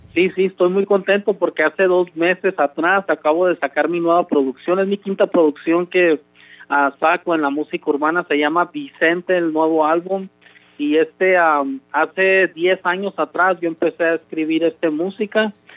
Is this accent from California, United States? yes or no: yes; Compton, California, United States; also born or lived in Los Mochis, Sinaloa, Mexico; yo crecí aquí en California, aquí en Compton, California, pero mi mamá me trajo este a, un año de edad. Yo nací en Los Mochis, Sinaloa soy mexicano